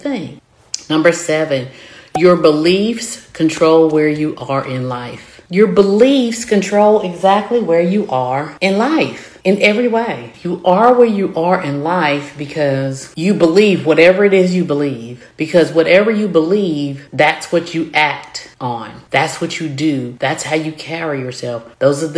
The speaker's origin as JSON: {"language": "English", "region": "the South", "country": "United States", "accent": "southern", "said": "My southern accent"}